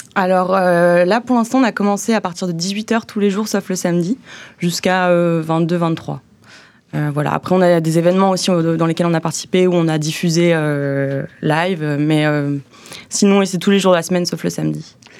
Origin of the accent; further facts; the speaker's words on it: Haute-Savoie, Auvergne-Rhône-Alpes, France; also born or lived in Montreal, Canada / Bordeaux, France; now in Brussels, Belgium; chez moi, à Haute-Savoie